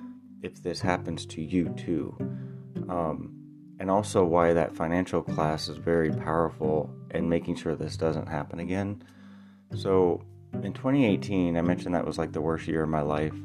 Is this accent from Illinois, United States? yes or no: yes; Illinois, United States; I'm from Illinois. That's where I live.